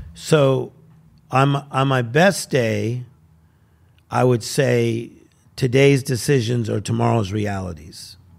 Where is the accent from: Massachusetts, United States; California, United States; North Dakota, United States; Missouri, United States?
California, United States; Compton; I'm from Compton, California.